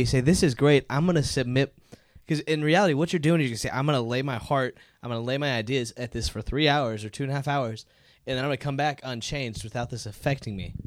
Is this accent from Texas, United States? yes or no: yes; Dallas, Texas, United States; we're all from the Dallas, Denton area